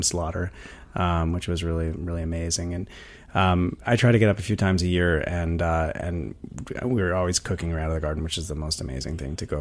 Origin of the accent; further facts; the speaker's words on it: Vermont, United States; also born or lived in Spain; now in New York City, United States; I grew up in Vermont on a small sort of sustainable organic farm.